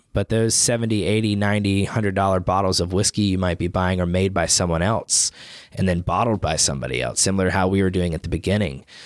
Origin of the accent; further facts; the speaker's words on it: Chattanooga, Tennessee, United States; I'm born and raised in Chattanooga